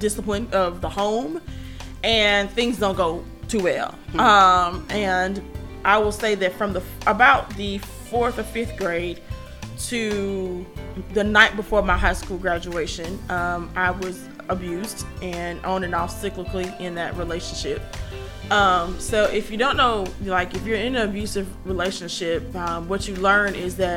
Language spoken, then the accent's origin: English; Columbus, Georgia, United States; the East Highland, South Side area of town, which is where I grew up in Warren Williams. So, you know, every time my mom elevated in life, you know, she shifted and moved us. So by the time I grew up in what's now known as East Columbus